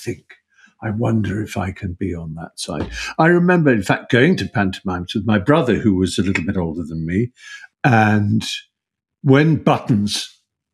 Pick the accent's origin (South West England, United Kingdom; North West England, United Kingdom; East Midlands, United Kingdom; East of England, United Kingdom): East of England, United Kingdom; Norfolk; also born or lived in Buckinghamshire; when I was seven, we moved from Buckinghamshire to Norfolk